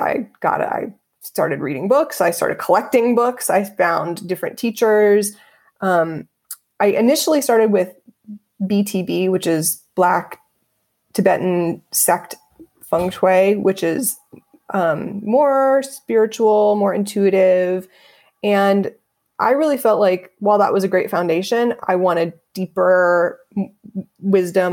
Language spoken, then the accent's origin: English; Dayton, Ohio, United States; moved away as an adult; also born or lived in Los Angeles; I'm born and raised in Dayton, Ohio